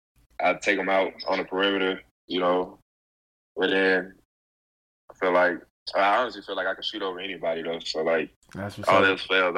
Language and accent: English; Memphis, Tennessee, United States; I mean, like, I'm from Memphis, you know? He plays in that city. He lives in that city.